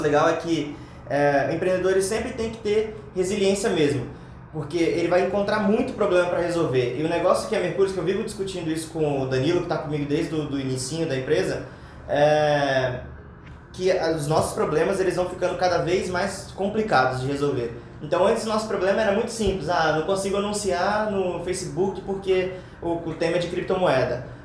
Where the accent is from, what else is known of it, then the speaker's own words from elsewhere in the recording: interior of Espírito Santo, Brazil; now in São Paulo, Brazil; eu sou do interior do Espírito Santo